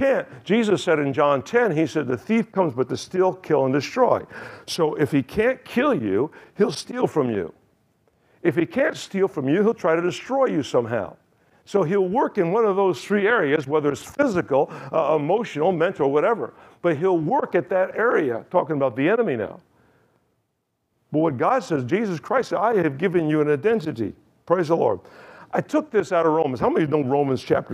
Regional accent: Kingston, New York, United States; I was born in Kingston, New York, October 7th, 1951.

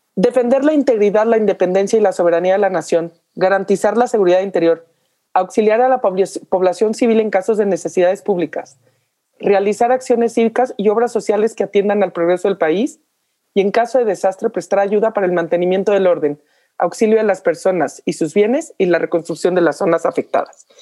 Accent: Mexico; como mexicanos

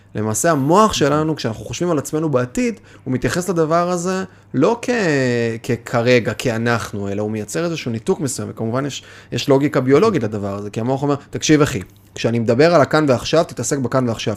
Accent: the Krayot, Haifa District, Israel; גדלתי בקריות, אז אה, קריית ביאליק, מוצקין

